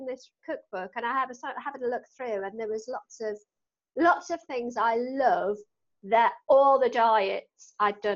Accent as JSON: {"language": "English", "area": "Newcastle", "region": "North East England", "country": "United Kingdom", "tie": "born or raised there", "accent": "Geordie", "said": "as a Geordie"}